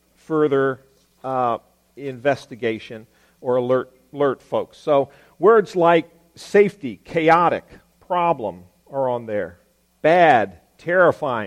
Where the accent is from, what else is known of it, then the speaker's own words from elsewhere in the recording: Virginia, United States; now in Maryland, United States; I'm from Virginia